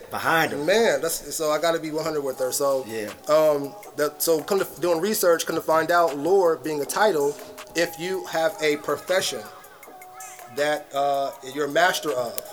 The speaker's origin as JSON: {"language": "English", "country": "United States", "tie": "born or raised there", "said": "I was born and raised, or born in America"}